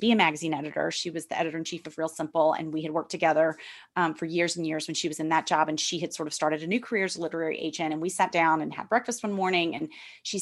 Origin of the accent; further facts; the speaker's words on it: Memphis, Tennessee, United States; moved away as an adult; now in New York, United States; my experiences in church growing up in Memphis and moving to New York